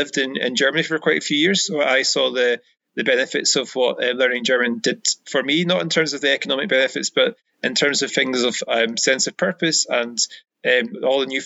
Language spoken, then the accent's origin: English; Ayrshire, Scotland, United Kingdom; also born or lived in Bavaria; now in Glasgow, United Kingdom; I'm originally from Ayrshire, but now my Glaswegian, after living there for a few years, is pretty fluent as well.